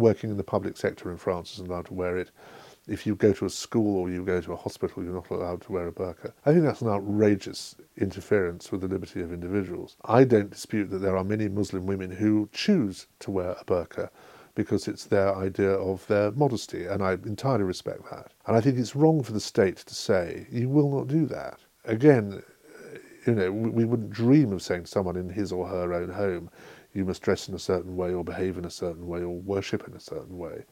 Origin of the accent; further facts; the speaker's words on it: England, United Kingdom; as an Englishman